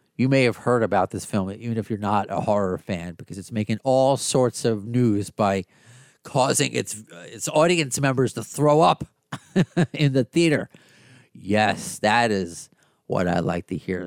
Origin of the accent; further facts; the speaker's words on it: Long Island, New York, United States; also born or lived in Brooklyn; now in Queens, United States; I grew up in, uh, Long Island, born in Brooklyn